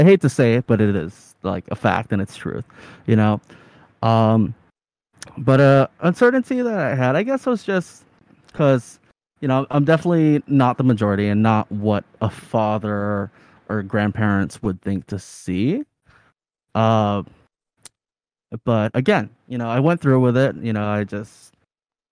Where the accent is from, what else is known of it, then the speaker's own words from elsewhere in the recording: Arizona, United States; moved away; I grew up partially in Arizona, which is very white.